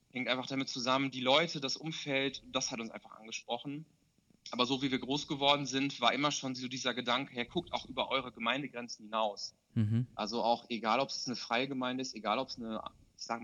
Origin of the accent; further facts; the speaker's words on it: North Rhine-Westphalia, Germany; zu der Zeit habe ich halt noch in Bielefeld studiert und habe halt auch noch in meiner Heimat, äh, ist die Nachbarstadt von Bielefeld, äh, gewohnt.